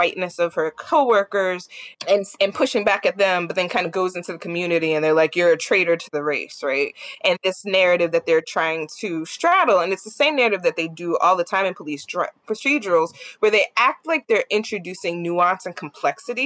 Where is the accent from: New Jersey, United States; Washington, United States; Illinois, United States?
New Jersey, United States; I'm from Jersey